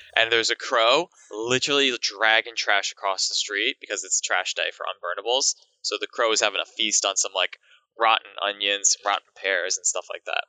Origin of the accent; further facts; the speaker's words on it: Long Island, New York, United States; moved away as an adult; now in Tokyo, Japan; I lived in Long Island